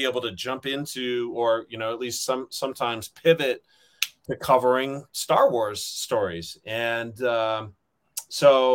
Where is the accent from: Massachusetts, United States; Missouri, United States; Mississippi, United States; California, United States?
California, United States; Riverside; my hometown of Riverside, California